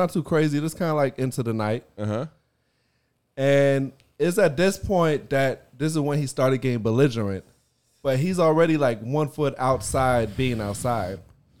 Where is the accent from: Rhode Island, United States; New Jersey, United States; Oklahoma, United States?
New Jersey, United States; I'm from Jersey.